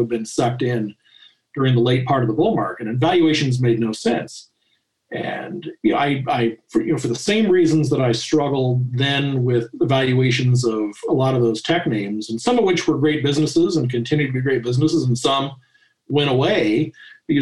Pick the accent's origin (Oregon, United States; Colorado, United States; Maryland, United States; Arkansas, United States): Colorado, United States; Denver; also born or lived in Kansas City; I was born in 1968 in Kansas City. I really grew up in Denver